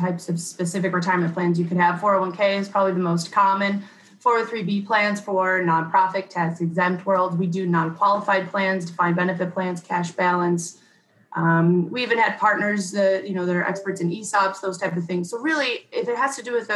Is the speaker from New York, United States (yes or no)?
yes; Rochester, New York, United States; I grew up in Rochester, New York